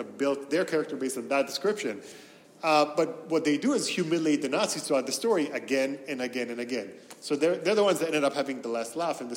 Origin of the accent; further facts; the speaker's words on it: Tel Aviv, Tel Aviv District, Israel; English is a second language; So I was born and raised in Tel Aviv in Israel. I'm a Sabra, and I taught myself English from comics and from cartoons